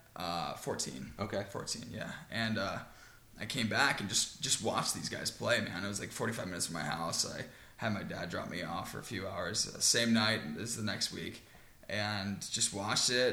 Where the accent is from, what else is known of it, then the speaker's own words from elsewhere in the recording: Long Island, New York, United States; now in Houston, United States; I started off in New York, Long Island